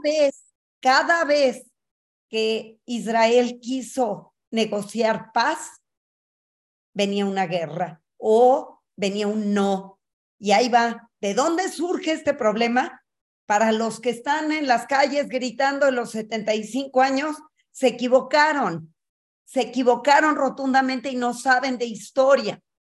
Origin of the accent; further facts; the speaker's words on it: Mexico; soy mexicana, judía, feminista